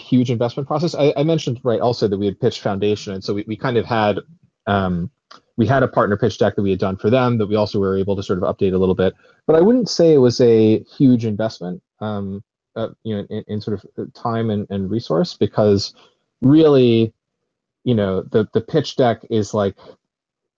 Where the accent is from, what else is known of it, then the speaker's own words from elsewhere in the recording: United States; now in United Kingdom; we're both American